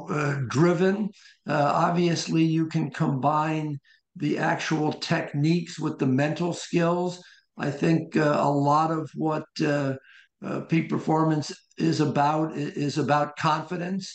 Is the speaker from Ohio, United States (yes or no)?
yes; Columbus, Ohio, United States; moved away as an adult; also born or lived in Wilmington, Delaware / New Haven, Connecticut / Arizona / Rochester, New York; I was born in Wilmington, Delaware, but spent most of my life in Columbus, Ohio